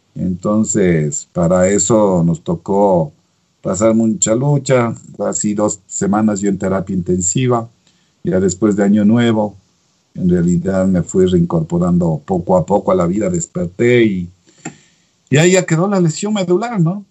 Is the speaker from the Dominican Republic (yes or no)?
no; Ecuador; en mi país puedo hacer la, la rehabilitación en el Ecuador